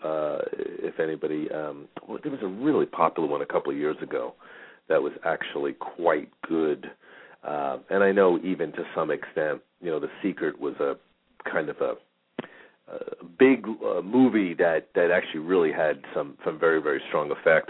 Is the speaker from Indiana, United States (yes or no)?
no; New York, United States; now in Phoenix, United States; I'm from New York